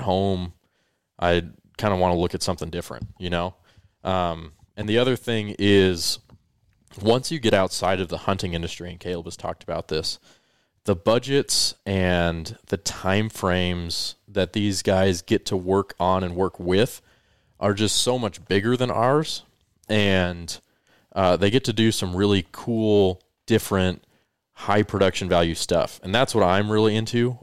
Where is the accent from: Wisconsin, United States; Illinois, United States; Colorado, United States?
Colorado, United States; moved away as an adult; also born or lived in California; for the four years I lived in California after I moved there from growing up in Colorado